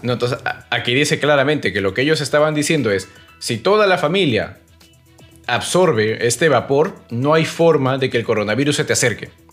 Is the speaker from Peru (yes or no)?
yes; Peru; como peruanos